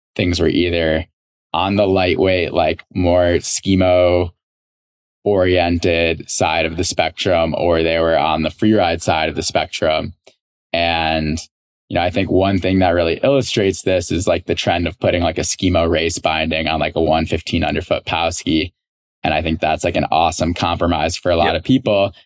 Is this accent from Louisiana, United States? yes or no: no; Chicago, Illinois, United States; moved away as an adult; also born or lived in Southern California; I grew up in Chicago